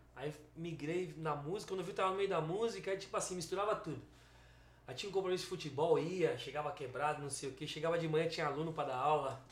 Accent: São Paulo, Brazil; mas a gente é da Zona Sul

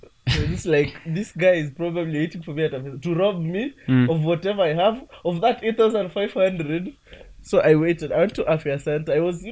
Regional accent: Kenya; as a Kenyan

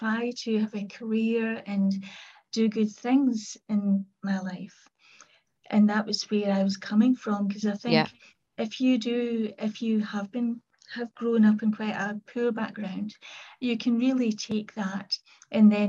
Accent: Kilmarnock, Scotland, United Kingdom; I was brought up in Kilmarnock in the southwest of Scotland.

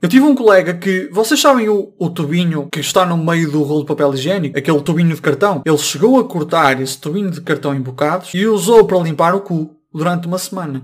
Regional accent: Braga, Norte, Portugal; also born or lived in Coimbra; Eu sou de Braga

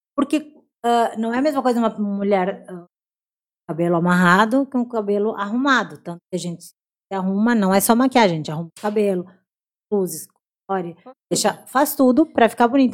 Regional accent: Brazil; eu sou brasileira, sou brasileira

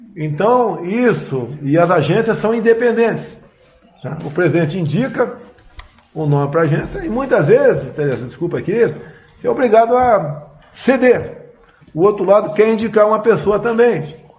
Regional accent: Eldorado, São Paulo, Brazil; moved away; numa fazenda onde fui criado

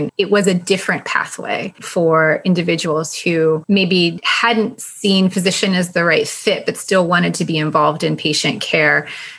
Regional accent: United States; also born or lived in Tipton, United Kingdom; as an American, I was a bit of a novelty.

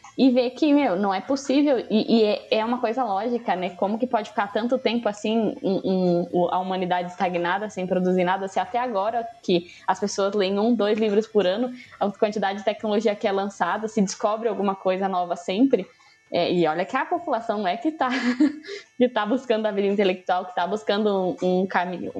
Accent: Brazil; eu sou brasileira

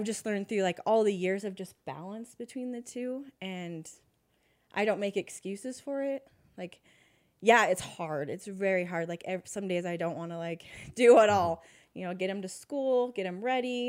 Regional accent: West Valley, United States; I grew up in West Valley

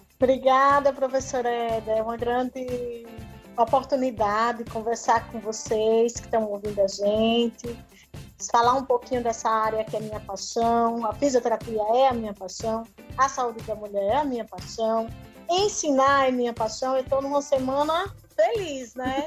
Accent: Sergipe, Brazil; moved away as an adult; also born or lived in Ribeirão Preto; now in Curitiba, Brazil; eu sou de Sergipe, mas na minha cidade só tinha uma universidade

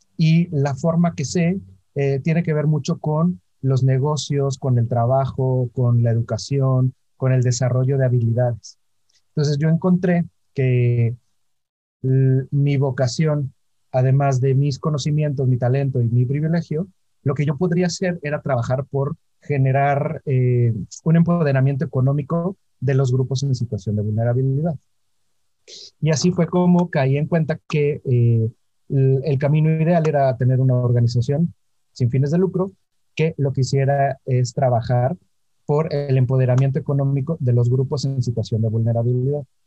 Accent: Orizaba, Veracruz, Mexico; Yo nací en Orizaba, Veracruz. Eh, es una ciudad muy pequeña, ahora es un pueblo mágico, en una familia

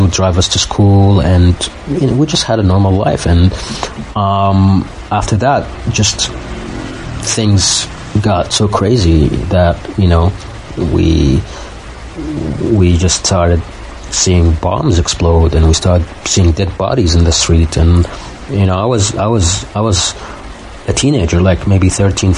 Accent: Baghdad, Baghdad Governorate, Iraq; moved away as an adult; now in Turkey; I'm from Baghdad. I was born and raised there, and I'm half Iraqi, half Palestinian

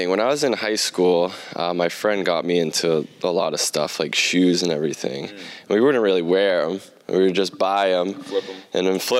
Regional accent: Plymouth, South West England, United Kingdom; I'm from Plymouth. It's a, yeah.

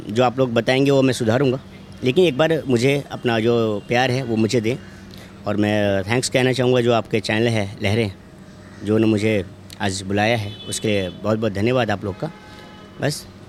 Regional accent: Vaishali district, Bihar, India; मैं खुद बिहार से हूँ मैं वैशाली ज़िला का हूँ

